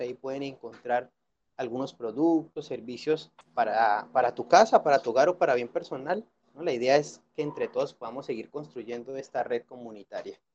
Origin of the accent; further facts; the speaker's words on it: Colombia; now in Guadalajara, Mexico; yo nací en Colombia